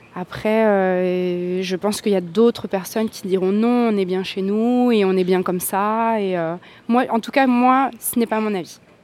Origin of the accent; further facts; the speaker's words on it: French Polynesia; chez nous, en Polynésie